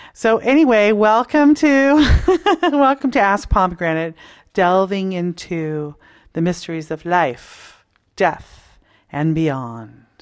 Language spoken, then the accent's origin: English; Toronto, Ontario, Canada; I grew up in Toronto, Canada, from the suburbs